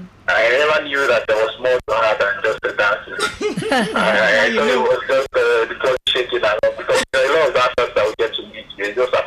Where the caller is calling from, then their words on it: Lagos, Nigeria; I'm calling from Lagos.